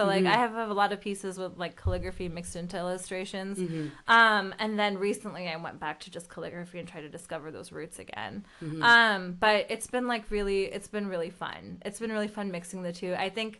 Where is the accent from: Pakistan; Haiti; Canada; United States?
Pakistan; born there; I'm not from a family of immigrants. I am an immigrant. Like I was born in Pakistan.